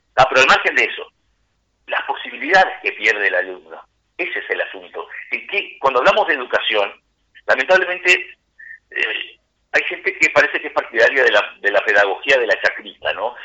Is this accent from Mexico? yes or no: no; Castillos, Rocha, Uruguay; En Castillos, mi pueblo, donde yo trabajé muchísimos años